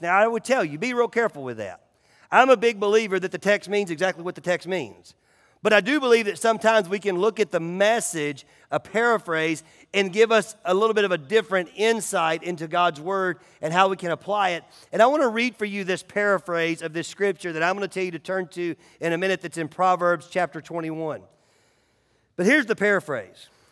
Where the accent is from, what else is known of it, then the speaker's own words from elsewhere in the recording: United States; It's called being an American